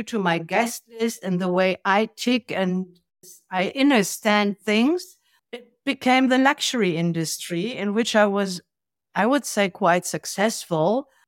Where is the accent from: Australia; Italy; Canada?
Italy; also born or lived in Germany / Africa; I was raised in Italy and in Africa. I'm German born. I hardly lived there. So by the time I was six, I was speaking three languages pretty well. And I grew up in the Italy of the 70s and beginning of 80s